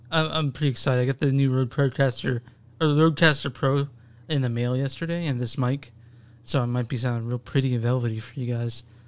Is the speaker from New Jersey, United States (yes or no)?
no; Dallas, Texas, United States; I grew up in Dallas